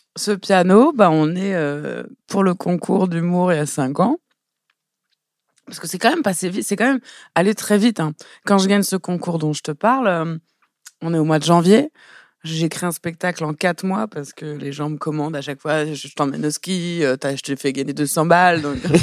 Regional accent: Élancourt, Île-de-France, France; also born or lived in Trappes; je viens pas de je pas de trappe. moi, je viens d'Elancourt, Morpa. C'est juste à côté

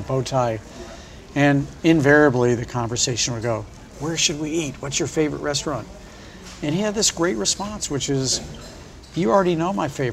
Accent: St. Louis, Missouri, United States; moved away as an adult; now in New York, United States; when I grew up in St. Louis

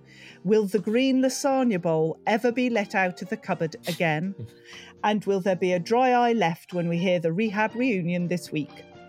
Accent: United Kingdom; being British, we hate talking about money, don't we?

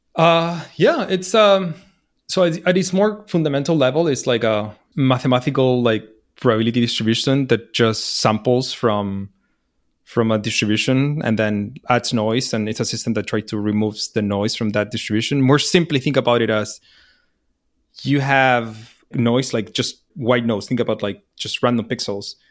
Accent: Chile; moved away as an adult; also born or lived in New York, United States; I'm from Chile

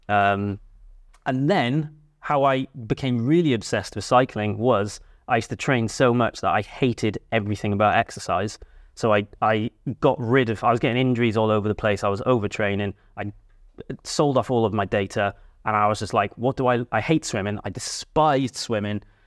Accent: Cardiff, Wales, United Kingdom; I grew up in Cardiff

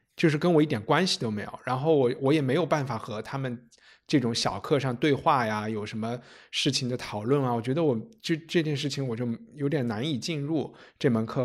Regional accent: Chengdu, Sichuan, China; now in London, United Kingdom; 我在成都长大

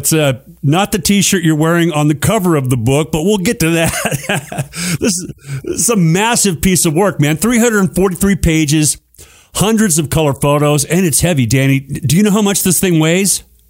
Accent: Phoenix, Arizona, United States; I grew up in Phoenix, Arizona.

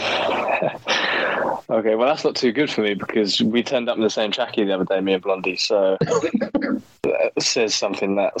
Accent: England, United Kingdom; being English.

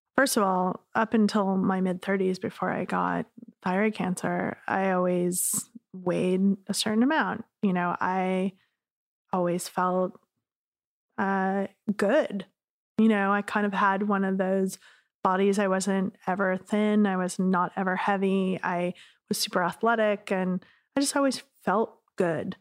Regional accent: Laguna Beach, California, United States; I grew up in Laguna

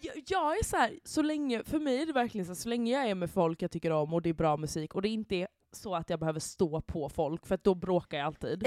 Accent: Halmstad, Halland County, Sweden; born or raised there; now in Stockholm, Sweden

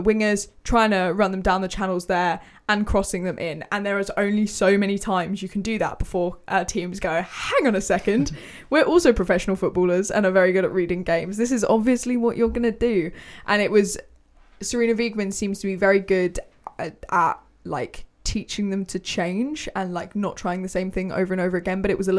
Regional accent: England, United Kingdom

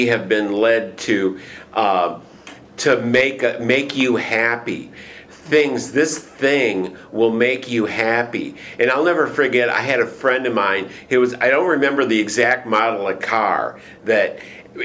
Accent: Michigan, United States; moved away as an adult; I came from Michigan

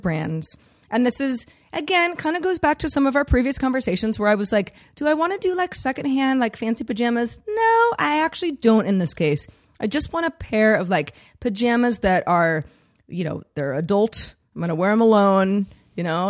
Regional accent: San Francisco, California, United States; also born or lived in Los Angeles; growing up in the Bay Area and spending a lot of, uh, many of my, my formative years in San Francisco

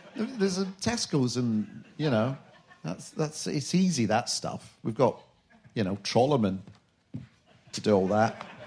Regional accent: Glasgow, Scotland, United Kingdom; I'm from Glasgow

